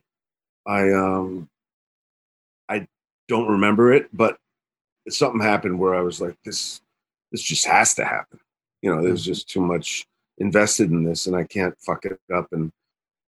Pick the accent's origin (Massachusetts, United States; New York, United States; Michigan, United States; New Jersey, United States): New Jersey, United States; I'm from Jersey